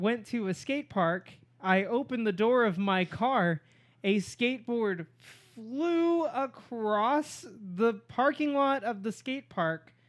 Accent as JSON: {"language": "English", "town": "Norman", "region": "Oklahoma", "country": "United States", "moved": "yes", "said": "I'm from Norman, Oklahoma"}